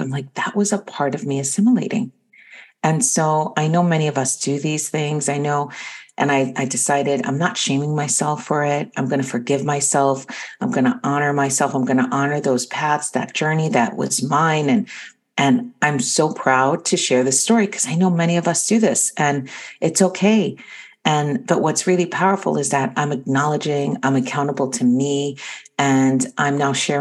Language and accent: English; New York City, New York, United States; first language Spanish; English is a second language; also born or lived in Quito, Ecuador; I came to the United States and lived in Astoria, Queens, in New York